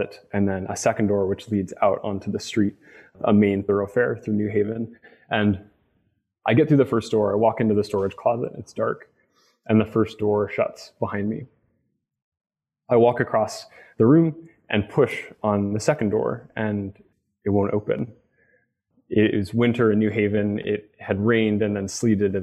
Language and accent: English; Montrose, Colorado, United States; moved away as an adult; my hometown in Montrose, Colorado